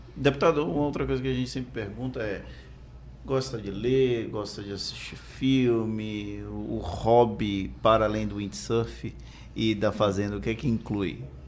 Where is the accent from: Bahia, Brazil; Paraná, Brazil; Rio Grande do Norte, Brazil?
Bahia, Brazil; Valença; now in Salvador, Brazil; Eu nasci e cresci em Valença